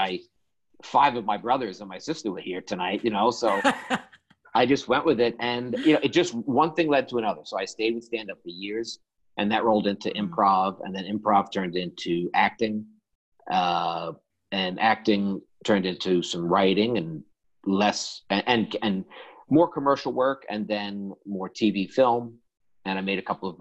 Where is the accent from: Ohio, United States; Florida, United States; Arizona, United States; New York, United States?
New York, United States; New York City; I grew up in Woodside, Queens.